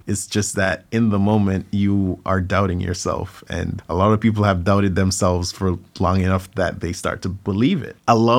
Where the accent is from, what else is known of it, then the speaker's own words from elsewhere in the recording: Jamaica; now in United States; a lot of people who knew me growing up in Jamaica would not necessarily associate me with dancing or see me as the dancer person.